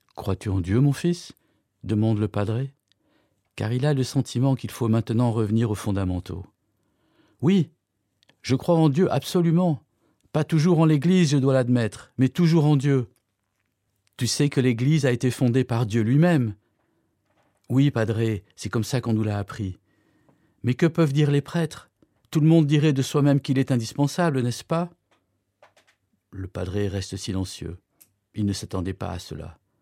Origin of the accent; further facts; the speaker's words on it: Cologne, North Rhine-Westphalia, Germany; je suis né et j'ai grandi à Cologne